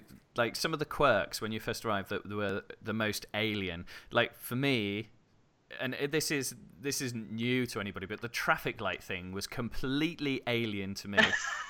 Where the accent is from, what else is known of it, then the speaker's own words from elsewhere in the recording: United Kingdom; now in Germany; I've certainly had that being British. There's not a lot of Brits here in Germany in my area.